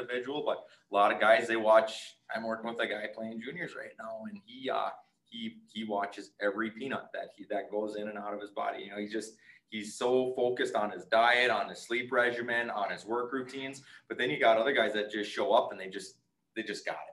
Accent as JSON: {"language": "English", "area": "Nashwauk", "region": "Minnesota", "country": "United States", "tie": "born or raised there", "said": "we were more of a gym family growing up in Nashua"}